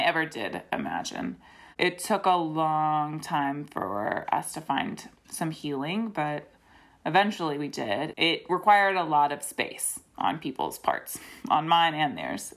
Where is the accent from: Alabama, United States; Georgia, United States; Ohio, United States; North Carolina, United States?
North Carolina, United States; Greensboro; moved away; I grew up in Greensboro and then moved back for grad school